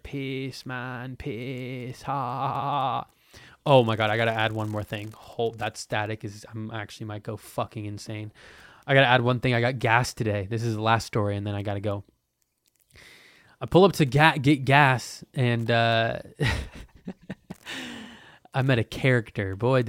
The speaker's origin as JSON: {"language": "English", "region": "Hawaii", "country": "United States", "moved": "as an adult", "said": "I'm 19 and I moved to Portland. I was from Hawaii and I like finally moved"}